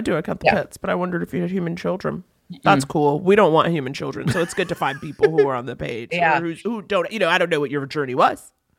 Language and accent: English; New York City, New York, United States; I grew up in New York City